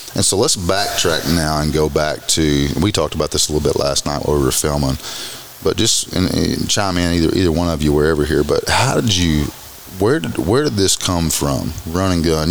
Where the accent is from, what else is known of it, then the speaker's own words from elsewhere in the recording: Arkansas, United States; As redneck as we are from Arkansas